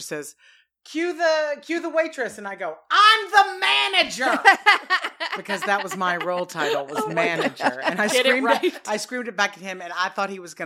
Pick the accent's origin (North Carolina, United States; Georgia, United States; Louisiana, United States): Louisiana, United States; Lake Charles; moved away as an adult; also born or lived in Chicago, Illinois; now in Santa Monica, United States; I'm from Lake Charles, Louisiana.